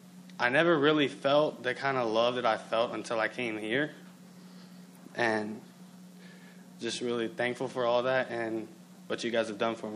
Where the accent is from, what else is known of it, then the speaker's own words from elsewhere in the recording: Kentucky, United States; moved away; I come from a lot of brokenness, and I'm from Kentucky.